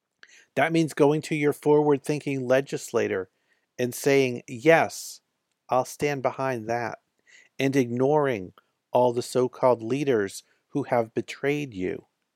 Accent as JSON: {"language": "English", "region": "California", "country": "United States", "tie": "born or raised there", "said": "After nearly a year on the road, I came back to California to wrap up the tour in my home state"}